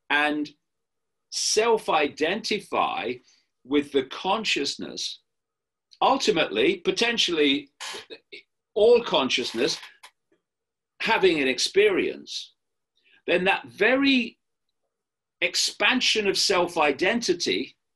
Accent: United Kingdom; I am a man. I am white. I am British, uh, etc.

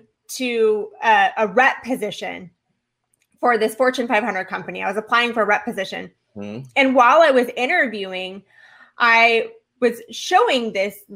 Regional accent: Orange County, California, United States; now in Florida, United States; I came from Orange County. That's where I was born and raised

